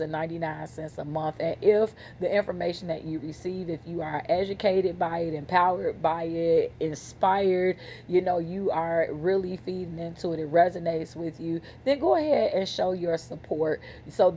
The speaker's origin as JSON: {"language": "English", "town": "Chicago", "region": "Illinois", "country": "United States", "said": "I'm from Chicago."}